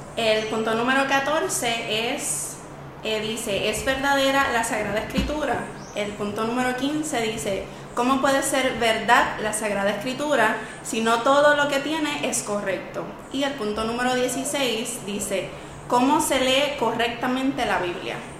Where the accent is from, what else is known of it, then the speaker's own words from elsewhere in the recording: Camuy, Puerto Rico; yo soy de Camuy